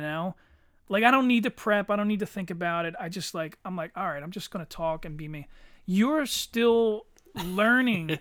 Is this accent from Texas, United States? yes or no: no; Eddystone, Pennsylvania, United States; I grew up in Eddystone, dirt fucking poor